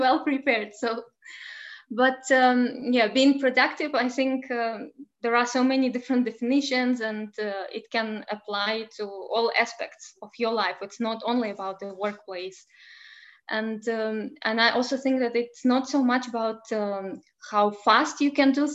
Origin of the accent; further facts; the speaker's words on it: Belarus; now in Lithuania; I come from Belarus and now I live in Lithuania